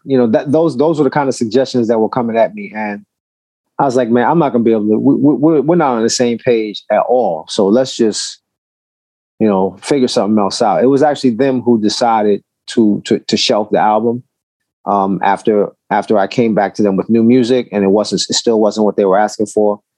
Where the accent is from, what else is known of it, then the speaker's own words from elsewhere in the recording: New York City, New York, United States; I'm from Brooklyn